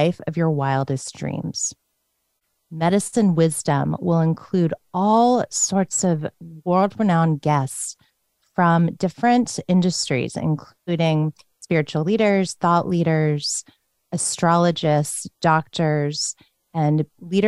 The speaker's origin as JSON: {"language": "English", "region": "Northern Virginia", "country": "United States", "tie": "born or raised there", "said": "I grew up in Northern Virginia in a Buddhist Christian home"}